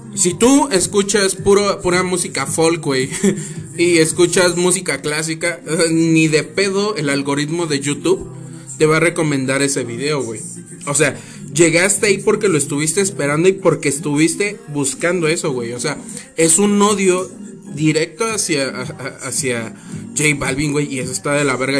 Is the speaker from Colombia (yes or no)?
no; Mexico City, Mexico; los chilangos, güey, si metemos todo en un bolillo